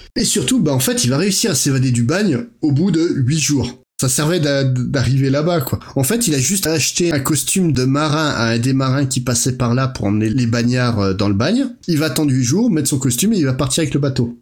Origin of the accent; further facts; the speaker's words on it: France; chez nous en France